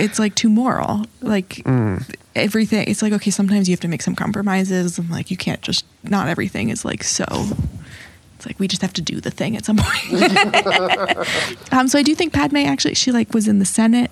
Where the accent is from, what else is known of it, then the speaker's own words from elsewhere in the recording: New York City, New York, United States; I'm born and raised in New York City.